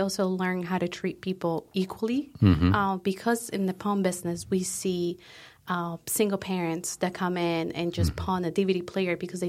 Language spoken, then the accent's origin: English; Colombia; So like I said, we are originally from Colombia.